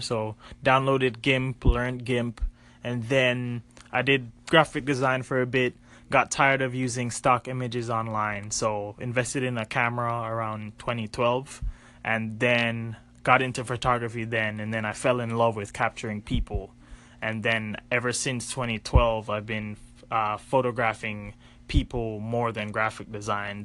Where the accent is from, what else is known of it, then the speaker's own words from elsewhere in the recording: Jamaica; growing up in Jamaica, my dad is a graphic designer